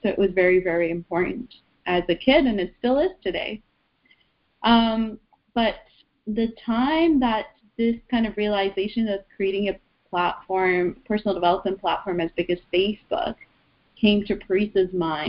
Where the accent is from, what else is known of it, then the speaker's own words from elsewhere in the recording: Iran; now in Canada; we moved from Iran to Canada, and then within Canada we moved a few times, so I had to change schools.